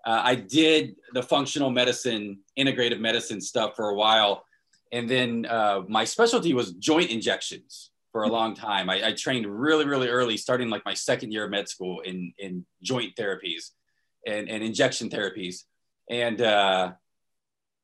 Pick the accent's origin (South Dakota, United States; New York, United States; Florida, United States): Florida, United States; Destin; moved away as an adult; also born or lived in Portland, Oregon; So I was born and raised in Florida, Northwest Florida, the Destin